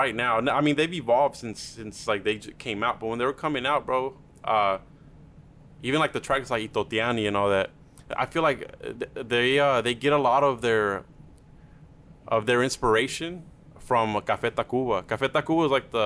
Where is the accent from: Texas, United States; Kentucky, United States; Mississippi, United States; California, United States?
Texas, United States; Duncanville; first language Spanish; English is a second language; we're from Duncanville